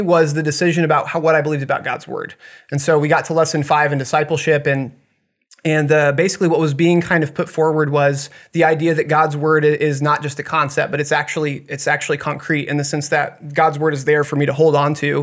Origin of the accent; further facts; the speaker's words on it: Blue Springs, Missouri, United States; also born or lived in Montana / Kansas City; I grew up, uh, most of my life over that way